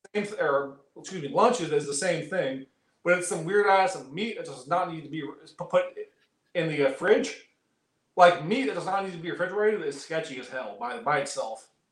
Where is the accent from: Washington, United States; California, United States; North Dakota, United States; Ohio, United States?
California, United States; Oakland; I grew up in Oakland.